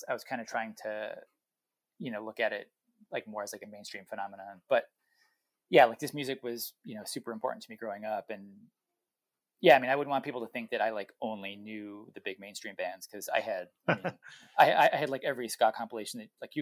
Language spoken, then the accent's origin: English; New England, United States; I'm from New England